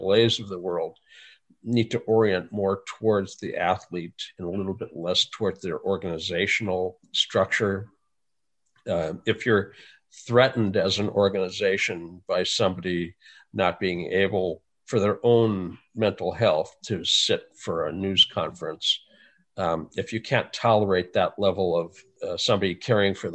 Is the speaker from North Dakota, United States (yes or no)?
yes; North Dakota, United States; I grew up in North Dakota